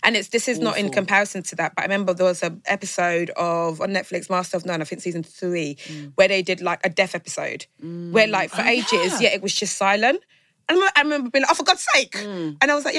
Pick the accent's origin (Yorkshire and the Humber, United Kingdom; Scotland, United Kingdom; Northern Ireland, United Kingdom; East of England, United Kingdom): East of England, United Kingdom; Essex; also born or lived in East London; So I'm from East, so I'm from Essex